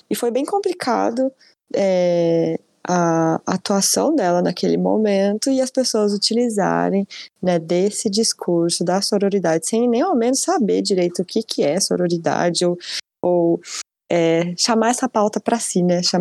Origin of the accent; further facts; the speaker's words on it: Brazil; A gente se surpreende porque a gente é, é brasileiro, não desiste nunca de ser surpreendido, né?